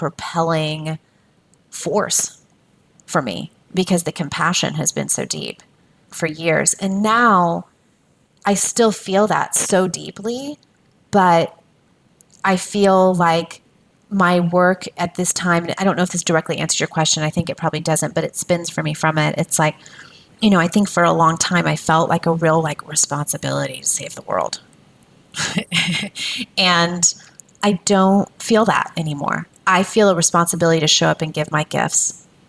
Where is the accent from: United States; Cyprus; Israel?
United States; an American woman